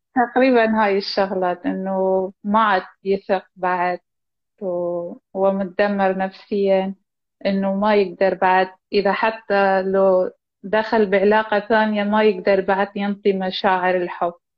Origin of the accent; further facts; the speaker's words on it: Iraq; أني من العراق.